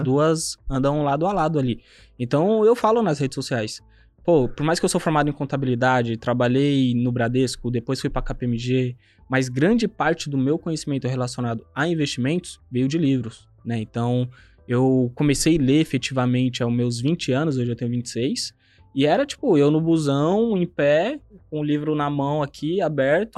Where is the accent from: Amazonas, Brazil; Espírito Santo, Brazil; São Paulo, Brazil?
São Paulo, Brazil; nasci no João 23, aqui na Zona Oeste de São Paulo